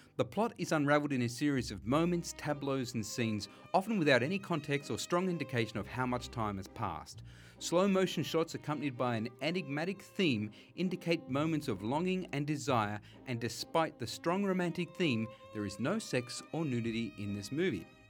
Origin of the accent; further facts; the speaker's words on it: Sydney, New South Wales, Australia; we grew up together on Durra Gland, out in Western Sydney